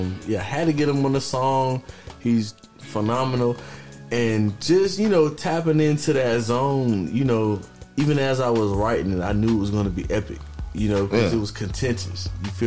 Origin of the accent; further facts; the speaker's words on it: Lumberton, North Carolina, United States; moved away as an adult; now in Fayetteville, United States; I'm from Lumberton. Lumberton's not necessarily a big city.